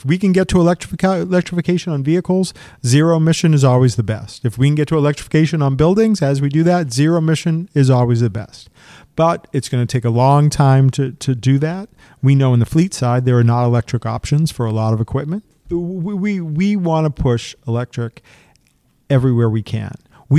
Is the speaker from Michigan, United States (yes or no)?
no; Methuen, Massachusetts, United States; I grew up in Methuen, Massachusetts in a large family. And at the top of the street, I grew up in a ranch house.